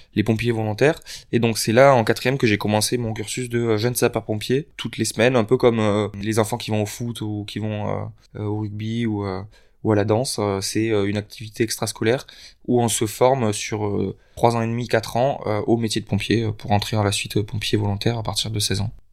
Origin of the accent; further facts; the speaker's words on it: Lot, Occitania, France; moved away as an adult; also born or lived in Figeac; now in Paris, France; je viens du Lot, euh, donc à deux heures au-dessus de Toulouse